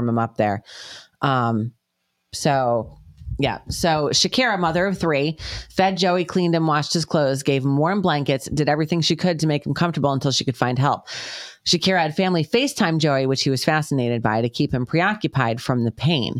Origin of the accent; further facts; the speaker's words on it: New York, United States; accent: New York; also born or lived in Connecticut; now in Georgia, United States; My New York accent's coming out all of a sudden